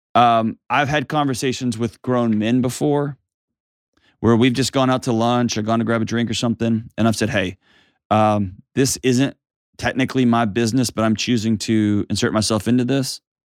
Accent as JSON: {"language": "English", "region": "Texas", "country": "United States", "accent": "Texas", "said": "I'm a Texan, so we're basically on the other side of Earth"}